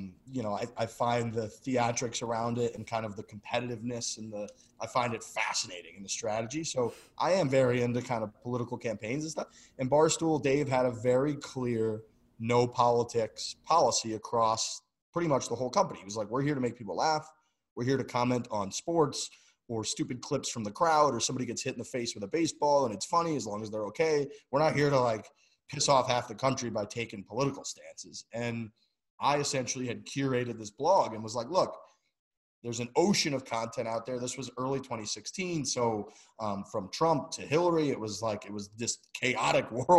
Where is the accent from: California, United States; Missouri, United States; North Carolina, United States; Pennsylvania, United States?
Missouri, United States; St. Louis; moved away as an adult; also born or lived in Boston; I'm from St. Louis, Missouri. Like my parents have supported the hell out of me forever